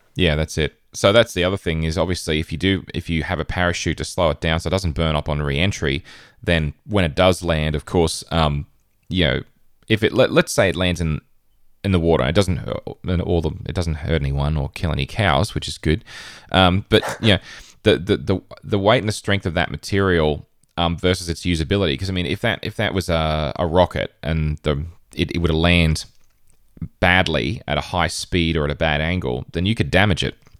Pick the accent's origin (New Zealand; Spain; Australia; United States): Australia; Queensland; in northern Queensland, um, in my home state in Australia.